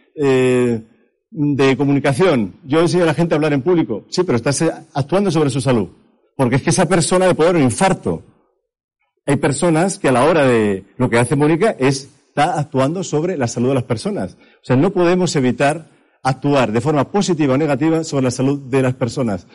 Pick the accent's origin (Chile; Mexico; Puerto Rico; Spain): Spain; Madrid, Community of Madrid; moved away as an adult; now in Berlin, Germany; yo he vivido aquí en la calle General Moscardó toda mi vida, yo soy español por parte de Madrid